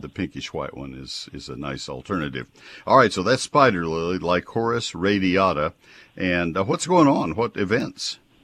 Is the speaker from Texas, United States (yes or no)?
yes; College Station, Texas, United States; when I was a kid, uh, in growing up in College Station